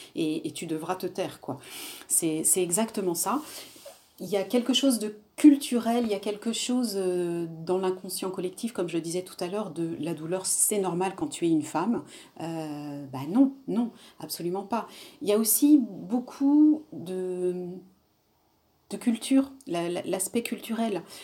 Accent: Réunion; je suis réunionnaise et, et dans ma culture, les femmes supportent beaucoup sans, sans, rien dire non plus

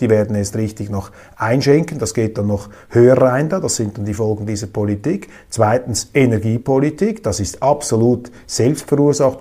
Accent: Switzerland; als Schweizer

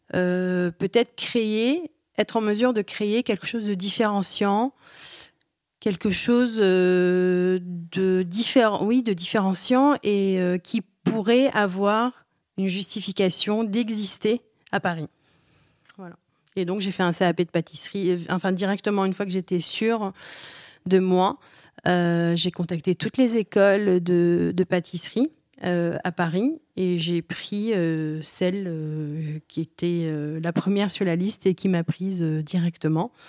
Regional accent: Aleppo, Aleppo Governorate, Syria; born there; Alors moi je suis née, moi je suis née à Alep.

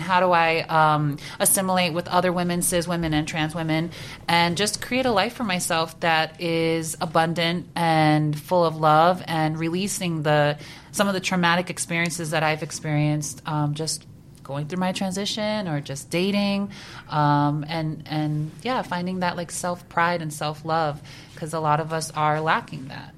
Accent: New Jersey, United States; I come from Jersey.

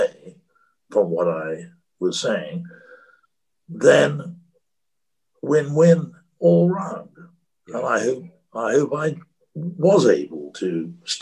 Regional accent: United Kingdom; one can't avoid being a Brit. That's what I was born to and have been all my life.

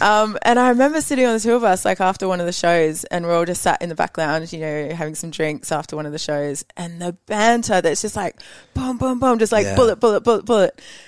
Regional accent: Brisbane, Queensland, Australia; also born or lived in Sydney / London; now in Brisbane, Australia; Brisbane because, first of all, it's my hometown.

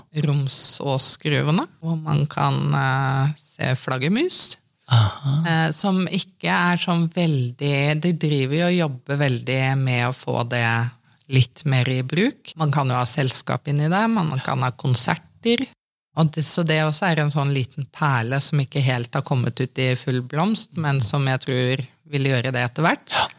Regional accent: Trøgstad, Østfold, Norway; also born or lived in Bergen / Oslo; jeg er født i Bergen, men flytta til Trøgstad når jeg var tre år. Så jeg anser meg sjøl for å være indre østfolding

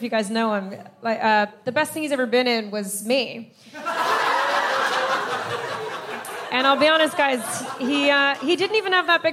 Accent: United States; now in London, United Kingdom; I'm American and my husband is Irish, but we live in London.

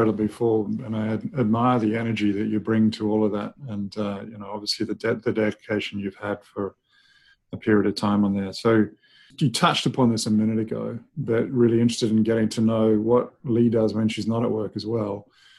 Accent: New Zealand; Actually got one of New Zealand right behind me, my home country.

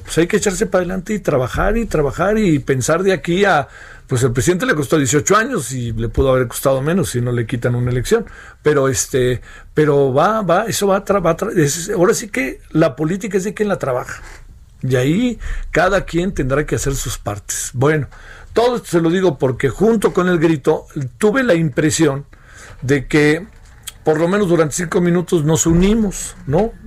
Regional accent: Mexico; somos mexicanos

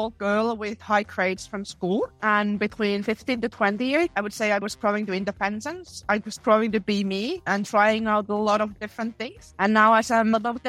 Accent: Western Finland, Finland; I grew up in a very small town in Western Finland.

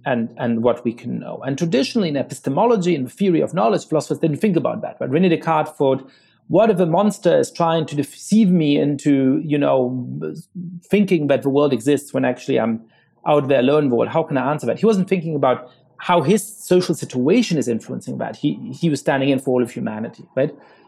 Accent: New York City, New York, United States; as a black man growing up in New York City, a lot of the times you would experience stop and frisk tactics

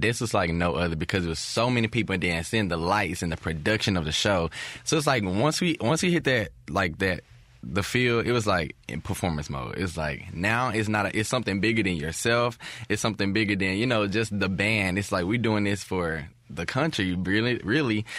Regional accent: Jackson, Mississippi, United States; being from Mississippi as well. I came from Jim Hill. I went to Jim Hill right around the corner.

